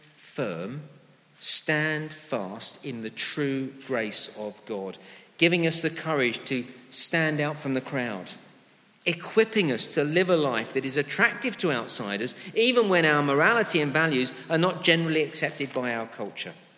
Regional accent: United Kingdom; the moral norms of our, our nation had largely been shaped by Christian values

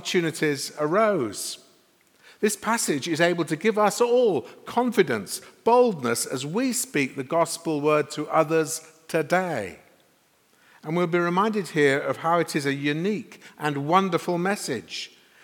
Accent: Sheffield, Yorkshire and the Humber, United Kingdom; moved away as an adult; also born or lived in London; now in Sheffield, United Kingdom; I was a minister in London for 30 years, but I grew up in Sheffield, so Christina and I have come back here

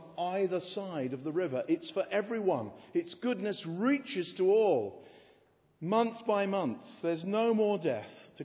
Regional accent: England, United Kingdom; being an Englishman

